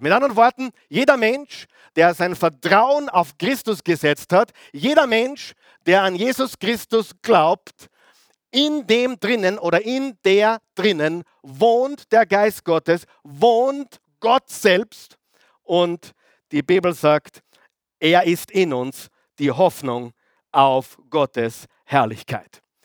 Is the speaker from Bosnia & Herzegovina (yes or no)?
no; Austria; Bei uns in Österreich